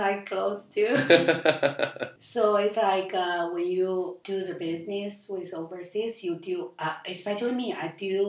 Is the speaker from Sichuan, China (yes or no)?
no; Henan, China; English is a second language; moved away as an adult; also born or lived in Zhengzhou, China; now in Shanghai, China; I come from Henan